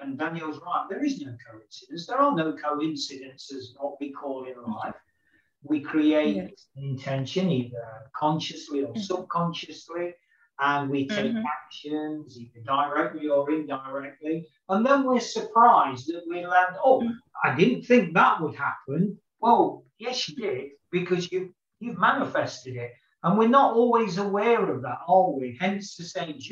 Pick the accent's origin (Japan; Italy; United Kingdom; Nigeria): United Kingdom; as a Westerner, as a Brit